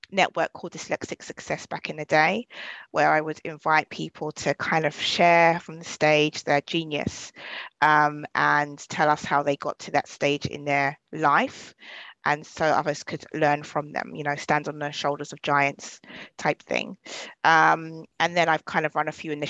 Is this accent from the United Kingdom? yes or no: yes; London, United Kingdom; I'm from Southeast London